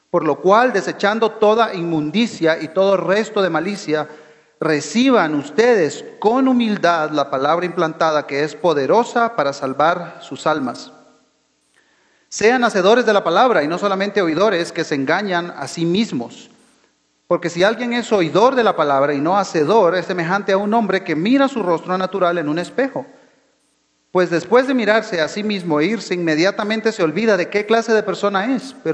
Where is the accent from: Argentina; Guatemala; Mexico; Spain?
Guatemala; born there; Ah, yo, pues, nací en Guatemala, pero me crié en el extranjero.